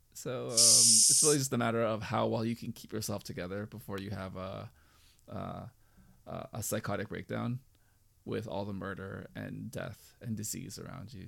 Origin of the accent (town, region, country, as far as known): United States; also born or lived in California